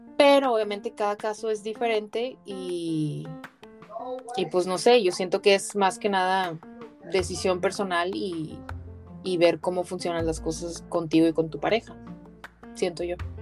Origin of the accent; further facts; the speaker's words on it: Mexico; moved away as an adult; yo crecí en México y obviamente siempre estuve rodeada de mexicanos